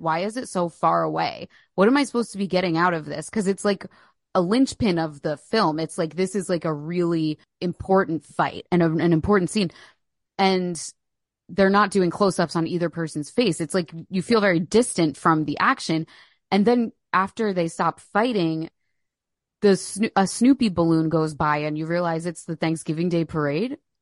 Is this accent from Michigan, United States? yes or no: no; Philadelphia, Pennsylvania, United States; We're both from Philly, both born in Philly